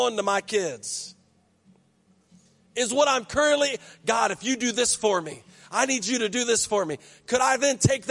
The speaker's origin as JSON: {"language": "English", "country": "United States", "tie": "born or raised there", "said": "I grew up in Berkeley County"}